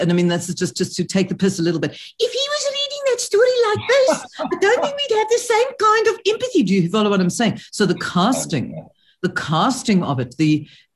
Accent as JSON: {"language": "English", "country": "South Africa", "said": "I'm speaking as a South African"}